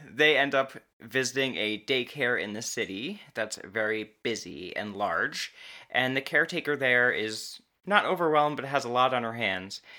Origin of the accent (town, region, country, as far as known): United States